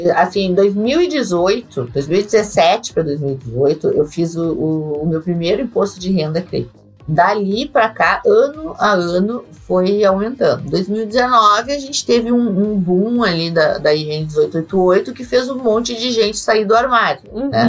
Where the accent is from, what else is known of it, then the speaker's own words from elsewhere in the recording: Rio Grande do Sul, Brazil; eu sou do Rio Grande do Sul